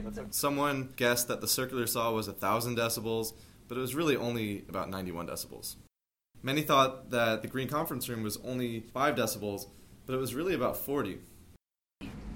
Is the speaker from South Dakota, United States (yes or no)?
no; Dix Hills, New York, United States; I'm from Dix Hills, New York